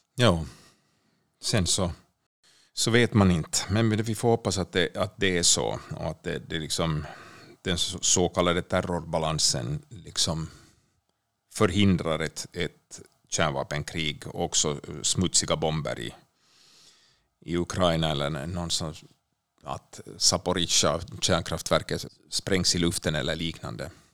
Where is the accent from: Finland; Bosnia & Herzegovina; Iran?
Finland; now in Sweden; jag som finländare